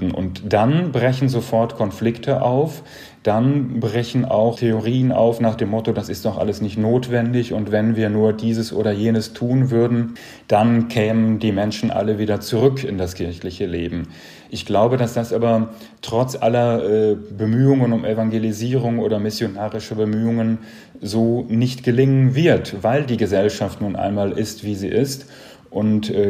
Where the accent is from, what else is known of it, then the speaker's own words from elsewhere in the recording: North Rhine-Westphalia, Germany; ich komme aus dem Sauerland, ländlicher Raum, katholisch geprägt. Ich hatte keine andere Wahl, als katholisch zu werden.